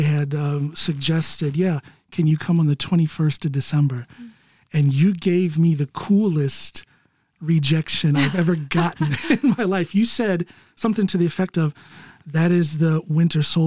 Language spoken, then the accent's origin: English; United States; now in Norway